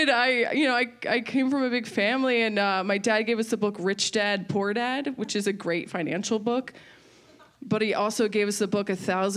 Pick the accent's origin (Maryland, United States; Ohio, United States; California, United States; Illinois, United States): Maryland, United States; I'm from Maryland